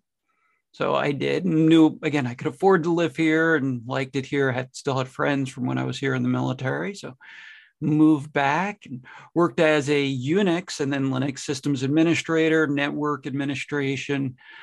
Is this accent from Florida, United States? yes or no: no; New Jersey, United States; moved away as an adult; also born or lived in Michigan; now in Nebraska, United States; I grew up in New Jersey on the East Coast